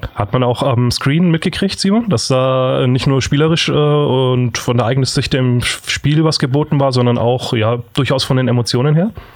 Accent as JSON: {"language": "German", "area": "Franconia", "region": "Bavaria", "country": "Germany", "tie": "born or raised there", "moved": "yes", "said": "der einzige Fremde hier als äh, gebürtiger Franke"}